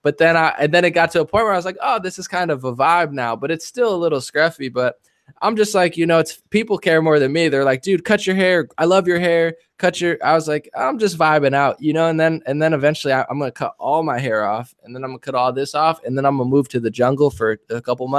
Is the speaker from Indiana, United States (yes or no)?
no; New Jersey, United States; New Jersey.